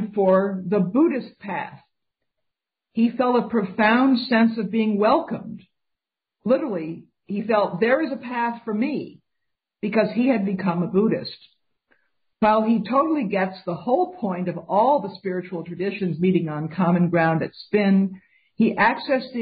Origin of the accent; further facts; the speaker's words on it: New York City, New York, United States; I grew up in New York City